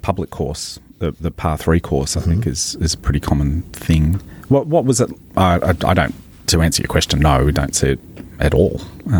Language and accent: English; Maitland, New South Wales, Australia; I grew up playing golf in Maitland Golf Club in the Hunter Valley